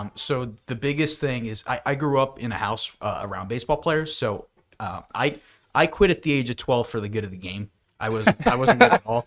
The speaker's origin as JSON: {"language": "English", "town": "Bethlehem", "region": "Pennsylvania", "country": "United States", "said": "I'm from Bethlehem, Pennsylvania, and I'm a student at Penn State"}